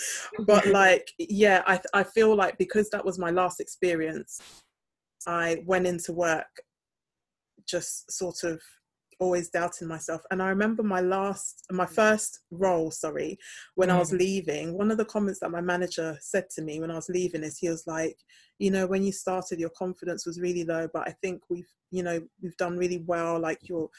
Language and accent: English; Ghana; when I lived in Ghana as a child, I was also a minority because people knew that I wasn't born and bred in Ghana. They knew that I'd moved back to Ghana.